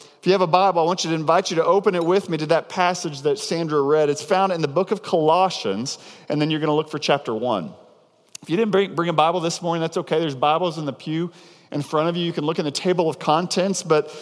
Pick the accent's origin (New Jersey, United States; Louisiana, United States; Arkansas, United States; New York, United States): Arkansas, United States; near Devil's Den State Park; a place called Devil's Den State Park, which is right outside of my hometown growing up